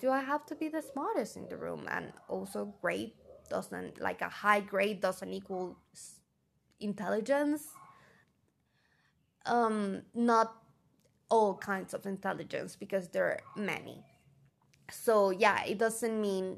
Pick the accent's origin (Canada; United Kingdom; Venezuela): Venezuela; first language Spanish; English is a second language; I love being Venezuelan. My country is gorgeous and I love my culture